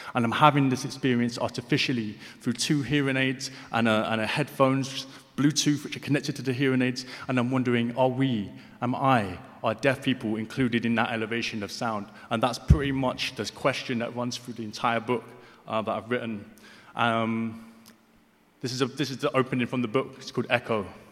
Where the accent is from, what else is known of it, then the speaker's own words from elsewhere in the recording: London, United Kingdom; I'm from Hackney. I grew up in Hackney.